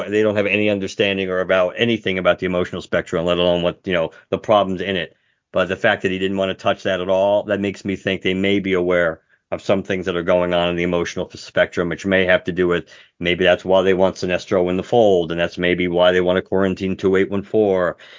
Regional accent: Arizona, United States; I'm just from Arizona. That's why I wanted to do it.

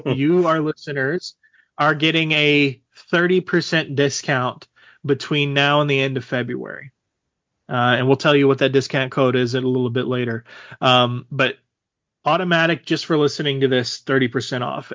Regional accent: Texas, United States; obviously I grew up in Texas

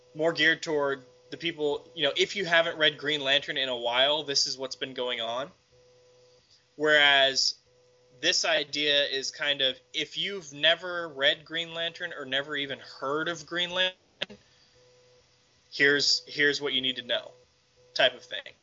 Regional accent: Texas, United States; I'm from Texas

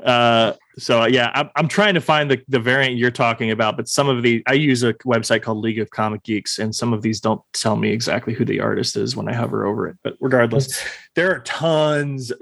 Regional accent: Austin, Texas, United States; I was born and raised here in Austin, Texas

